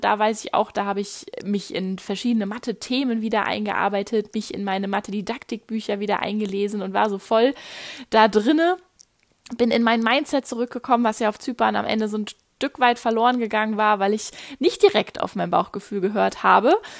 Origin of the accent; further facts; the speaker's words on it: Germany; moved away as an adult; einen Moment bleibe ich erstmal hier in Deutschland